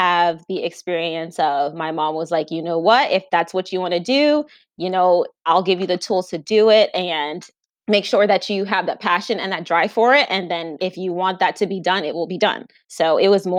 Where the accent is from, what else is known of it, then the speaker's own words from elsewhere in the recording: Spring Hill, Florida, United States; also born or lived in New York; I was actually born in New York, but then I moved to Florida. I grew up in a single parent household.